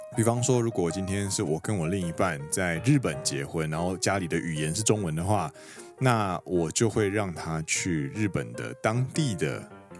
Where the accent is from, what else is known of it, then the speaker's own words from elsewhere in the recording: Taiwan; moved away as an adult; now in Japan; 我跟Danny是呢，其实都是在台湾长，长大，然后我们到日本工作